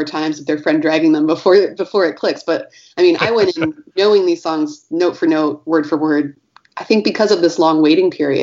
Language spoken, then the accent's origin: English; Michigan, United States; also born or lived in Northeast United States; now in San Francisco, United States; I grew up in Michigan, and then I lived in the Northeast for a while, and I've been in San Francisco since 2003.